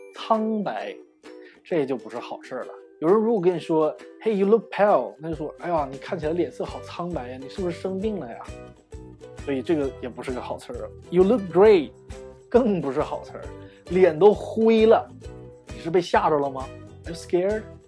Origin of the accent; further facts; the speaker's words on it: China; 我们中国人